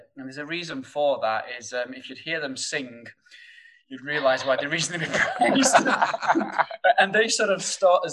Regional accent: Sheffield, Yorkshire and the Humber, United Kingdom; accent: thick northern; you'll probably tell by my thick northern accent that, you know, coming from Sheffield

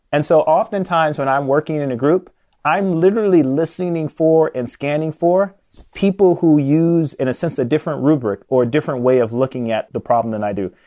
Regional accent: Chicago, Illinois, United States; I was born and raised in Chicago, grew up on the South Side

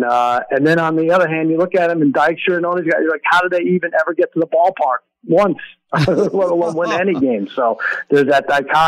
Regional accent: New York, United States; I grew up in New York.

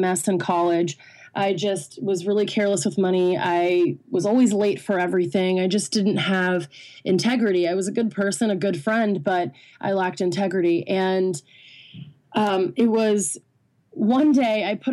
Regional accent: Washington, District of Columbia, United States; now in Los Angeles, United States; I am originally from Washington, D.C., but now I live in Los Angeles

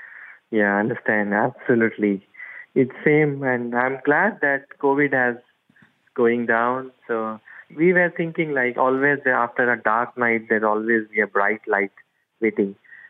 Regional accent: India; moved away as an adult; now in United States; My hometown is in India, but I live in US from past 5-6 years with my wife.

